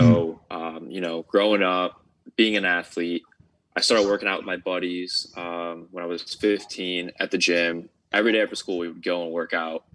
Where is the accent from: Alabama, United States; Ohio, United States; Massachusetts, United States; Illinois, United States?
Ohio, United States; I'm from the United States, so I'm from Ohio, so it's more up north